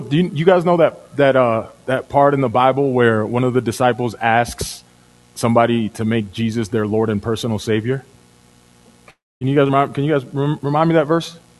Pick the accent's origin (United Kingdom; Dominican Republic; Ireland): Dominican Republic; moved away; I'm from Dominican Republic. When I was a kid, we redeemed bottles. So the street I lived on, the street that my family home is on